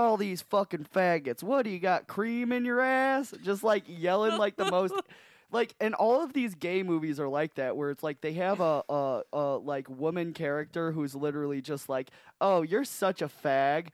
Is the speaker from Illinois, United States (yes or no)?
yes; Chicago, Illinois, United States; my hometown of Chicago